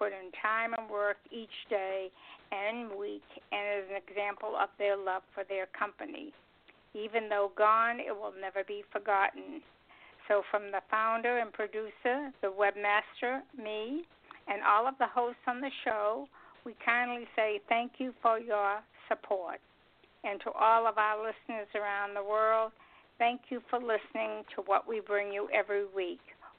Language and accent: English; New England, United States; I come from New England.